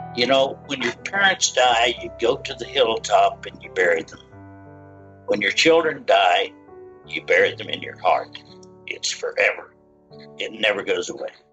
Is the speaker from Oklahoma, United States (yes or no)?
yes; Shawnee, Oklahoma, United States; I uh, grew up on a dairy farm in central Oklahoma and I attended Catholic elementary school, Catholic high school in Shawnee, Oklahoma